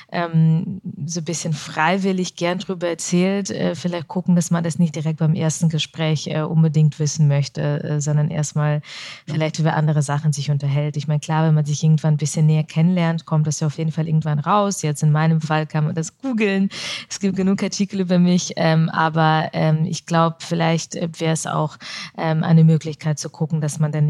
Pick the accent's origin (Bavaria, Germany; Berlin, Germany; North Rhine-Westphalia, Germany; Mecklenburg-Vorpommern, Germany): Bavaria, Germany; Augsburg; mittlerweile identifiziere ich mich als Deutsche und diese Frage, wo kommen Sie her? Und wenn dann die Antwort Augsburg nicht ausreicht